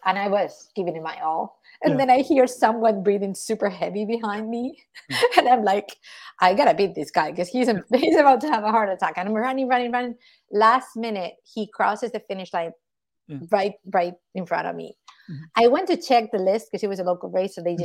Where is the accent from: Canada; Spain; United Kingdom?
Spain; I'm from Spain, so obviously very Catholic country